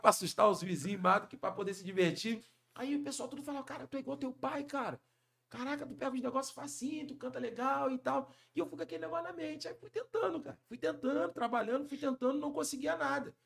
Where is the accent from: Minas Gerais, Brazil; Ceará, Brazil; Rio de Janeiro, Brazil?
Rio de Janeiro, Brazil; also born or lived in São Paulo; Cria do Borel, Tijuca